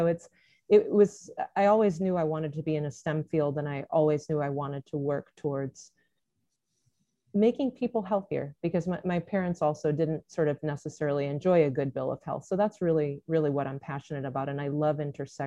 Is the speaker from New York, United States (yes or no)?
no; Central Connecticut, United States; also born or lived in Vermont; I'm from Central Connecticut